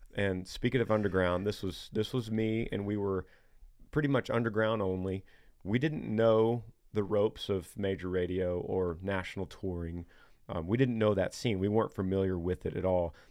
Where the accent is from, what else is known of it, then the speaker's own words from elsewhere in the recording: Texas, United States; these new Nashville acts, which we're from Texas